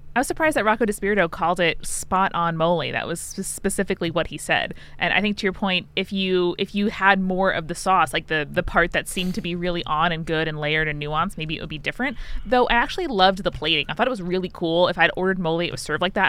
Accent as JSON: {"language": "English", "area": "Long Island", "region": "New York", "country": "United States", "said": "I'm from Long Island"}